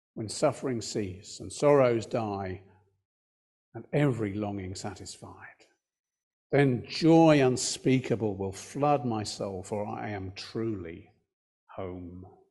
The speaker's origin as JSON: {"language": "English", "country": "United Kingdom", "said": "we're British"}